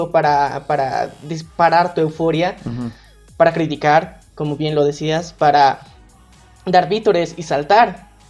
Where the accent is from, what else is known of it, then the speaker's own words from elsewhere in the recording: Bolivia; como bolivianos